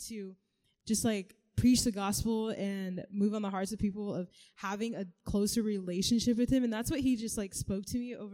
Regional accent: Kansas, United States; also born or lived in Kenya; I am from Kansas, but I am originally from Kenya. I was born there. Then we all moved to Kansas.

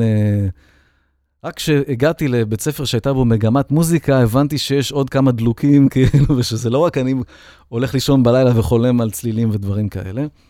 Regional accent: Holon, Tel Aviv District, Israel; also born or lived in Bat Yam; אני הייתי יליד בת ים חולון

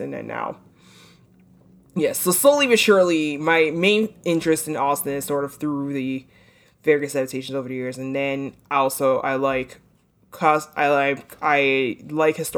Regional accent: New York City, New York, United States; I'm from Brooklyn

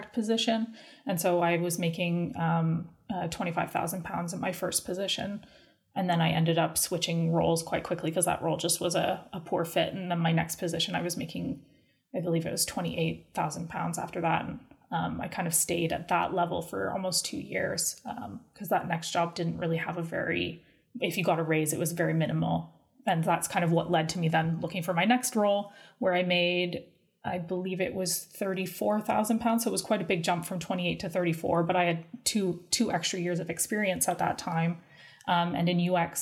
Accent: Canada; moved away as an adult; also born or lived in London, United Kingdom; now in United Kingdom; I grew up in Canada and came to the United Kingdom initially in 2013 to do a master's degree

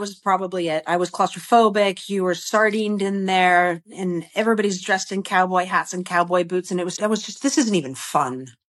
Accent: Connecticut, United States; now in Texas, United States; I'm a Yankee. I'm from Connecticut originally.

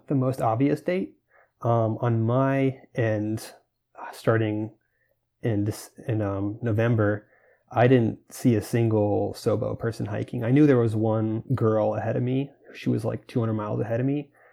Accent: Florida, United States; I grew up in Florida

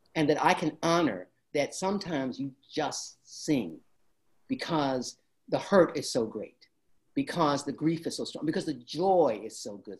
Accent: Detroit, Michigan, United States; I grew up in Detroit and that's where my father worked

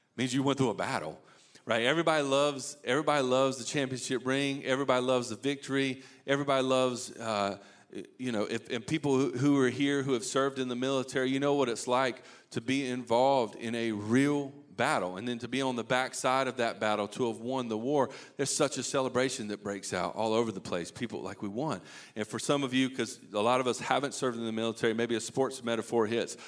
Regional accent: Eastern North Carolina, United States; I grew up in Eastern North Carolina

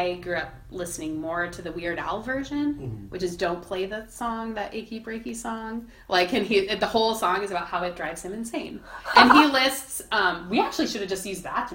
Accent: Texas, United States; for Aaron and I growing up in Texas

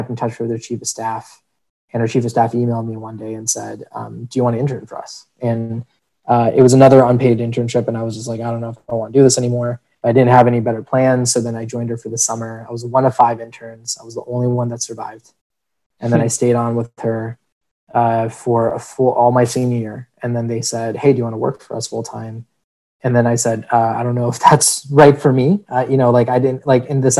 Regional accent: Chicago, Illinois, United States; born and raised in Chicago, in the north side of Chicago, then made the pilgrimage to the suburbs

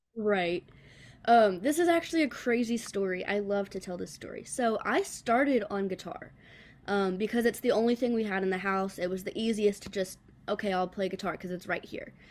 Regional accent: the Carolinas, United States; moved away as an adult; now in Nashville, United States; I'm actually from the Carolinas, and then as soon as I graduated high school, I was like, okay, I'm, I'm going to Music City

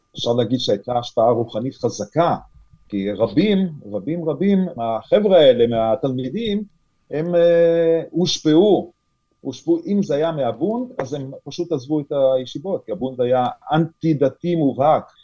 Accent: Lithuania; first language Yiddish; Hebrew is a second language; now in Israel; אני עצמי נולדתי בליטא ולמדתי בבית ספר אה, ליטאי

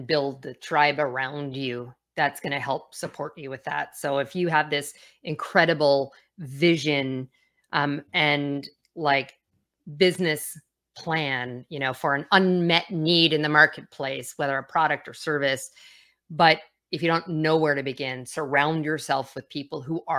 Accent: Calgary, Alberta, Canada; I grew up on the west coast of Canada, or Calgary, and so Calgary Flames was my team.

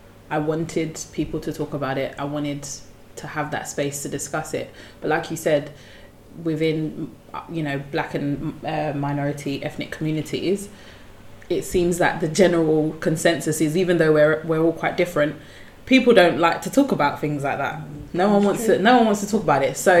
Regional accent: London, United Kingdom; also born or lived in Grenada; I was born in London. My parents are Grenadian, but I was raised partially in London and in Grenada.

